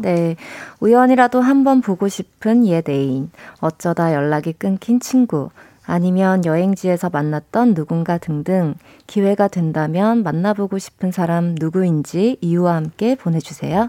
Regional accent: Busan, South Korea; accent: Busan dialect; 제가 부산 사람인데도

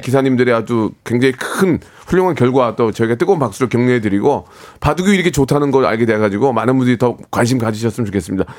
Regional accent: South Korea; 대한민국 사람으로서

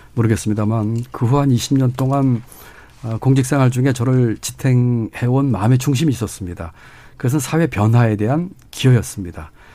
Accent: Gwangju, Gyeonggi Province, South Korea; also born or lived in Cheonggyecheon, Seoul; 중학교 때부터 청계천 무허가 판잣집에 살았고요. 음. 그게 철거돼서는 경기도 광주에 강제지대 천막집에서 살면서 중학교 고등학교를 다녔습니다

